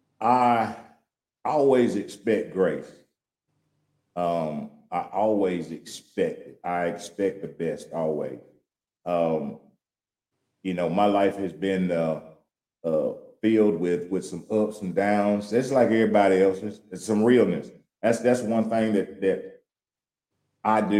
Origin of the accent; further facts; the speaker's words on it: Louisiana, United States; now in Houston, United States; I'm from Louisiana, and I'm by this country as they come